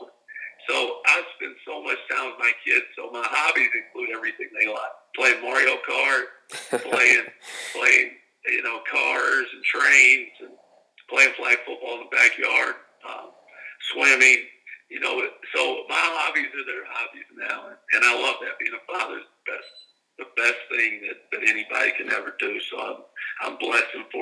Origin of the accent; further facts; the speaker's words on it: Kentucky, United States; moved away as an adult; also born or lived in South Louisiana; now in Mobile, United States; We're country folks from Kentucky